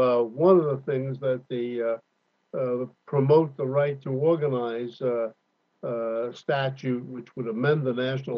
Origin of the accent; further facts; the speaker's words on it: California, United States; particularly as a Californian